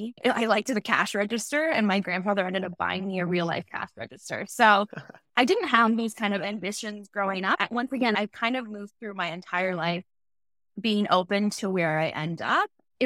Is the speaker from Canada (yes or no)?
yes; Aurora, Ontario, Canada; I grew up in Aurora, Ontario, small town. Now it's quite big, but at the time, really small town. I went to French immersion